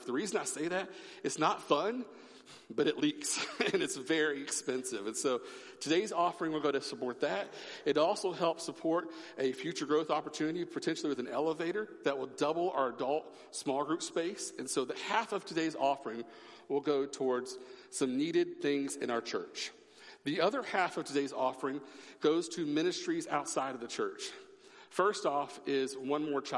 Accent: Oklahoma, United States; moved away; I'm from Oklahoma. I am a Sooner

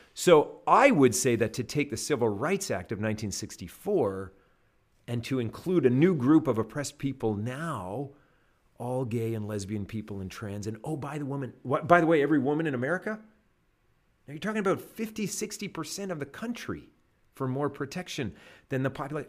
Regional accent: Canada; now in United States; I'm a Canadian

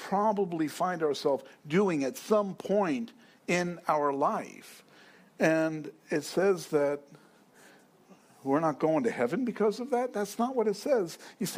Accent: New York City, New York, United States; I'm from New York

